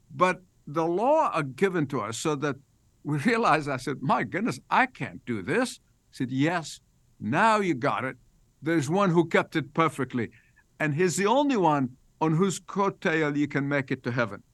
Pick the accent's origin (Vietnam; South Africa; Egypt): Egypt; moved away as an adult; I was born in Egypt. I lived there the first eighteen years of my life